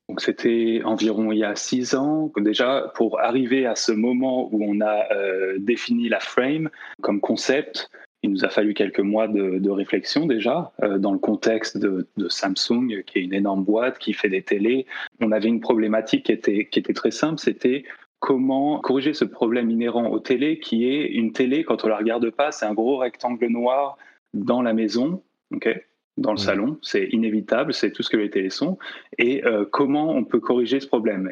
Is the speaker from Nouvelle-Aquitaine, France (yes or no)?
yes; La Rochelle, Nouvelle-Aquitaine, France; born or raised there; also born or lived in Nantes